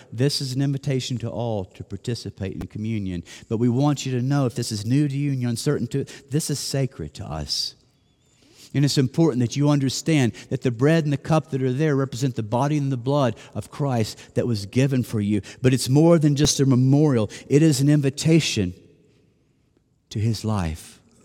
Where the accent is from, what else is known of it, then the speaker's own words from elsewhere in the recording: Nashville, Tennessee, United States; moved away; I'm from Nashville